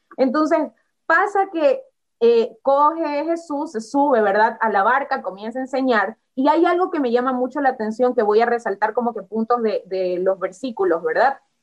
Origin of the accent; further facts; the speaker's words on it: Guayaquil, Guayas, Ecuador; soy de Ecuador guayaquileña, como decimos acá, más guayaquileña que el encebollado y el bolón